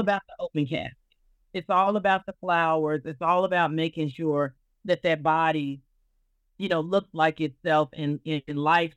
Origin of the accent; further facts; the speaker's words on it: Arkansas, United States; I am a Southerner. I'm from Arkansas.